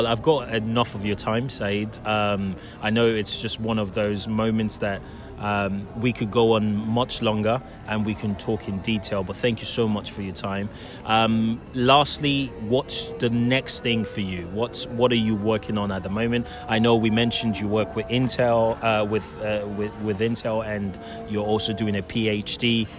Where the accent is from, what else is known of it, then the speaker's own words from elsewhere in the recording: Nigeria; So I guess what we can say, is, as a Nigerian, start with that.